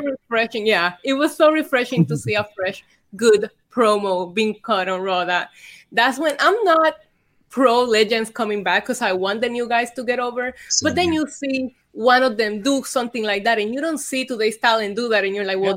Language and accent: English; Vega Baja, Puerto Rico; also born or lived in Bayamón, Puerto Rico / San Juan, Puerto Rico; I was born in Bayamon. I grew up in Vega Baja, and then I went to school in San Juan.